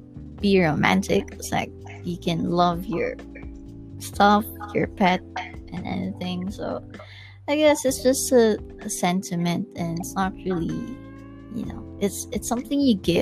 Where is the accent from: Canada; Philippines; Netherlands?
Philippines; I'm from Philippines.